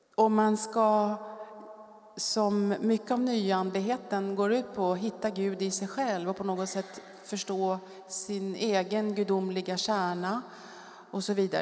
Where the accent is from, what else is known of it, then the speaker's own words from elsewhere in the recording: Stockholm, Stockholm County, Sweden; moved away as an adult; also born or lived in France; jag kommer från Stockholm, vuxit upp i Bromma